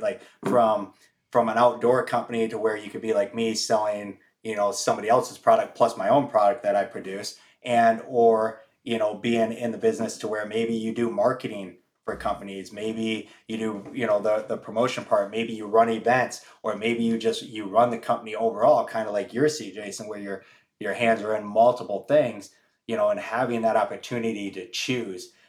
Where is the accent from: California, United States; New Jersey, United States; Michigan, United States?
Michigan, United States; moved away; I'm originally from the Midwest in Michigan